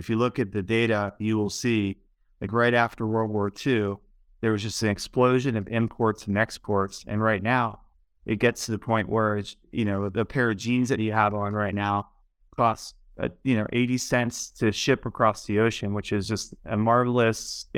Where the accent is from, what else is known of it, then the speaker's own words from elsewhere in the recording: Baltimore, Maryland, United States; I grew up in Baltimore, Maryland, pretty much right when the deindustrialization started to happen to the country, and it really affected the city where I grew up.